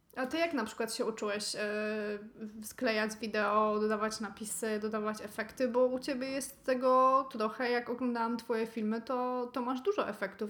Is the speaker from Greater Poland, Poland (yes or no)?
no; Silesian Voivodeship, Poland; jestem ze Śląska